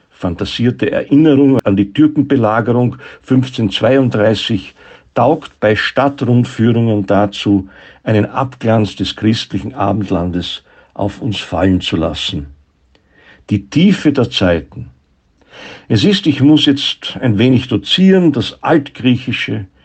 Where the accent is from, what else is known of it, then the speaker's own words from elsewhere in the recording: Graz, Styria, Austria; Und dabei ist Graz ganz und gar meine Heimatstadt.